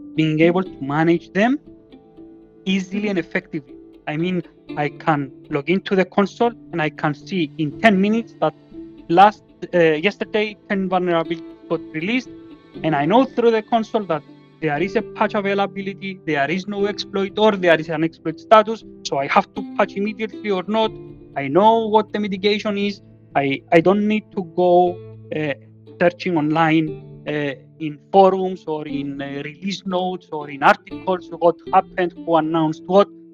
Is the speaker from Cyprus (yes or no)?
yes; Cyprus; now in Greece; I am from Cyprus